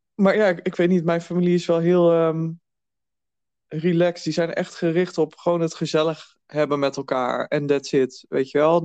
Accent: Twente, Overijssel, Netherlands; ik kom uit Twente.

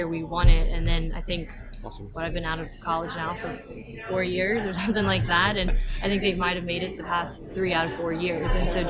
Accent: Louisiana, United States; I grew up in Louisiana

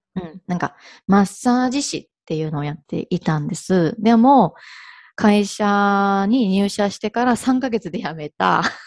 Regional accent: Ehime, Japan; moved away as an adult; also born or lived in Hirakata, Osaka / Kanto; now in Kagawa, Japan; あの、愛媛生まれ、愛媛育ちなんですけれども

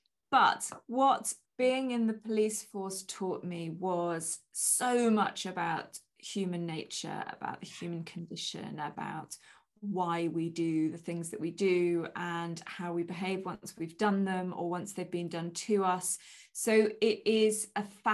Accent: England, United Kingdom; moved away as an adult; now in Wales, United Kingdom; as an English person moving into Wales.

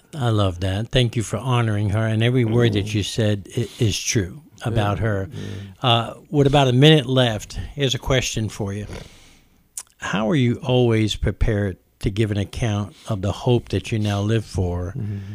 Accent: New York, United States; growing up in New York

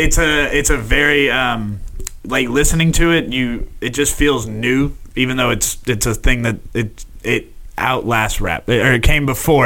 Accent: Houston, Texas, United States; especially growing up in Houston

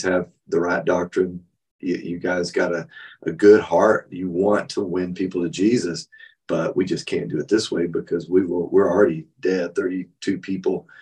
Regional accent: West Texas, United States; also born or lived in Taylorville, Illinois; now in Granbury, United States; I grew up in West Texas

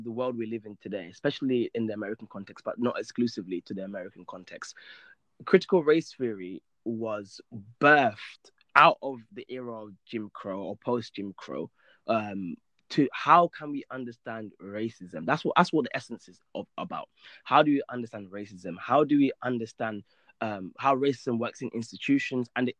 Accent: United Kingdom; moved away as an adult; now in Egypt; I'm a British law graduate, and then I moved to Egypt to pursue Islamic studies

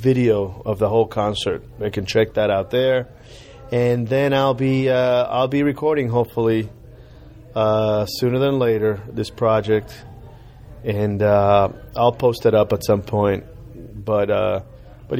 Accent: Cuba; now in United States; growing up in Cuba and growing up in America

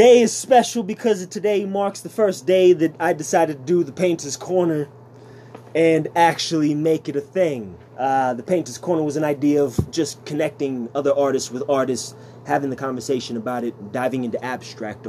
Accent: Sioux Falls, South Dakota, United States; I'm born and raised here.

